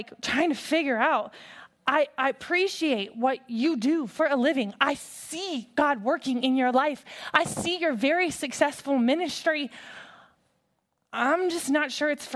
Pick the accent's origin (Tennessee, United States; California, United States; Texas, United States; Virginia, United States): Virginia, United States; Hampton; I grew up in Hampton, Virginia